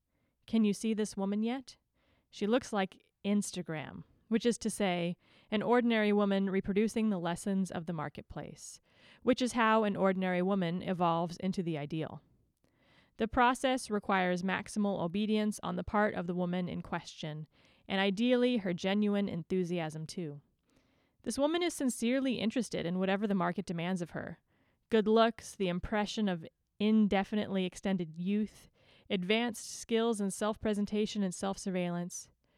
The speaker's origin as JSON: {"language": "English", "region": "California", "country": "United States", "tie": "born or raised there", "said": "is knowing that I was born and raised and have lived my whole life in like the same 2 mile radius. So born and raised in Orange County"}